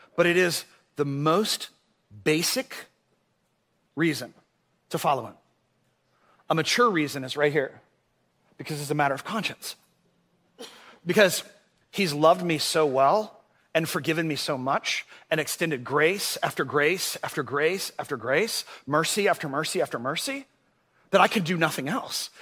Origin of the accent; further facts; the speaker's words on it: Orlando, Florida, United States; when I was a kid, uh, I grew up here in Orlando